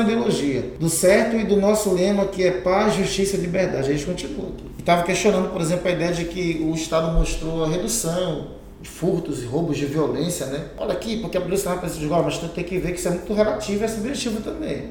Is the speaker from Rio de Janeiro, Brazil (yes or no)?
no; Pitimandeua quilombo, Pará, Brazil; also born or lived in Terra Firme, Belém; eu nasci em Pitima, é, na terra firme, depois eu fui morar em Pitimandeu, que é o Quilombo